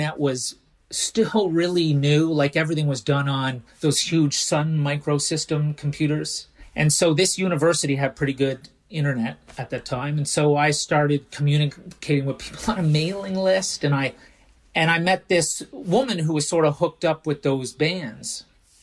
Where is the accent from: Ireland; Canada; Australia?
Canada; moved away as an adult; also born or lived in England; now in Stockholm, Sweden; I'm Canadian, even though most people think I'm American. But before that, I lived in Canada up until I was about 20, 21, and then I moved to England, lived there for 18 years before I moved to Stockholm